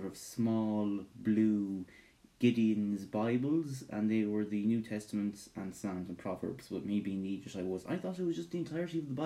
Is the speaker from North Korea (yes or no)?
no; Ireland; I'm Irish with Scottish heritage